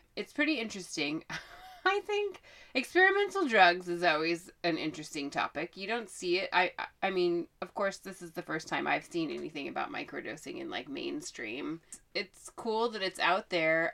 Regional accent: Oregon, United States; I am from Oregon.

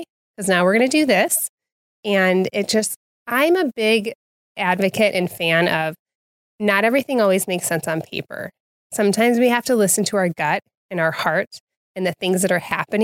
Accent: Wheaton, Illinois, United States; I grew up here in Wheaton

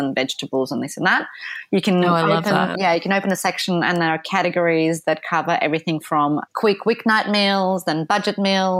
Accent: Poland; English is a second language; now in London, United Kingdom; We're both from Poland, so it was just really fun way to see all different countries and spend time outdoors.

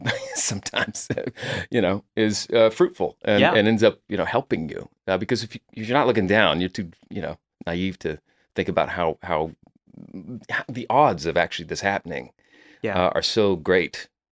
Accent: Oklahoma City, Oklahoma, United States; I moved here from Oklahoma. I grew up there in Oklahoma City and went to college for 3 semesters to get the college experience.

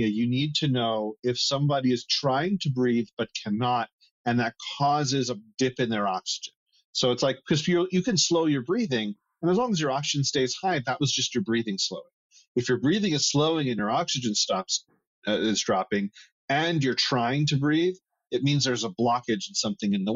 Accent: Northeast, United States; now in Arizona, United States; I come from the Northeast where me growing up, I remember times when it was too cold at night

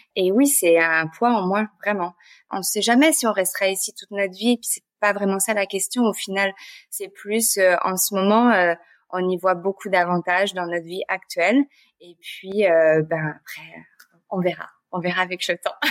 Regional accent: France; moved away as an adult; now in Montreal, Canada; je suis française d'origine. Euh, ça fait 10 ans que je suis à Montréal

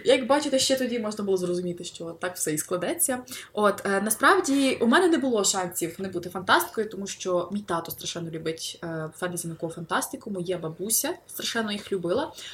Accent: Lviv, Lviv Oblast, Ukraine; я львів'янка

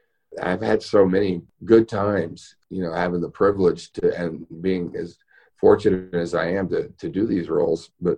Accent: Houston, Texas, United States; now in Los Angeles, United States; I grew up in Houston, which is Space City.

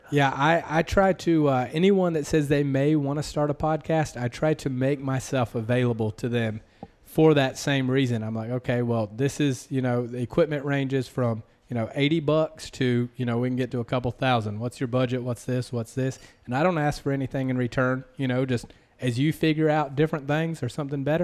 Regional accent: the South, United States; accent: Southern; I have a slight complex about my accent, you know, being from the South

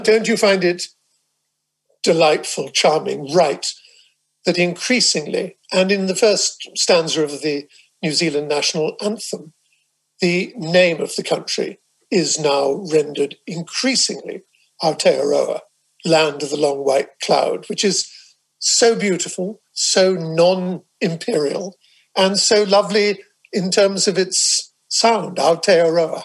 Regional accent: England, United Kingdom; I speak as an Englishman here, although, like you, I'm a dual citizen

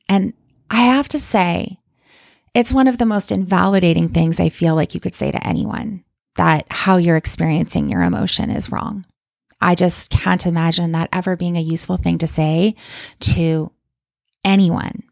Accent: Calgary, Alberta, Canada; moved away as an adult; now in Kamloops, Canada; I don't still live in my hometown of Calgary, Alberta

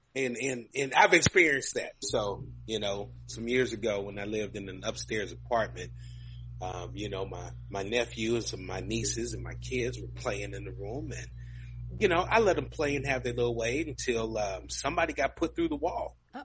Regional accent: Kentucky, United States; now in Texas, United States; I grew up in Kentucky

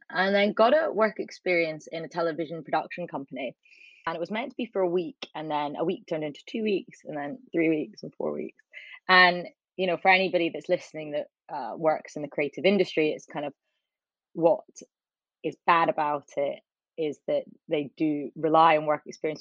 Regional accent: Edinburgh, Scotland, United Kingdom; moved away as an adult; also born or lived in Leeds / London; I grew up in Edinburgh

